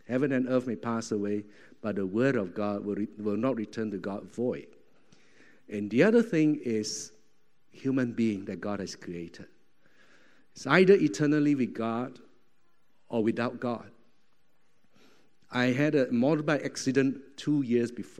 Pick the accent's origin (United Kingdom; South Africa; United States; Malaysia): Malaysia; moved away as an adult; also born or lived in Singapore; now in Thailand; I was from Malaysia, and went down to Singapore.